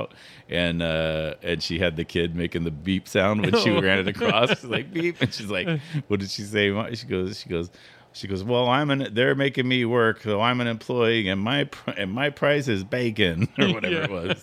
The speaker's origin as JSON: {"language": "English", "town": "Sacramento", "region": "California", "country": "United States", "tie": "born or raised there", "said": "I grew up in Sacramento, which is one of the most diverse places on the planet"}